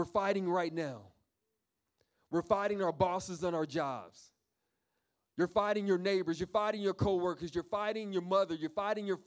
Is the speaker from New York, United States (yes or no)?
yes; New York, United States; moved away; I'm from New York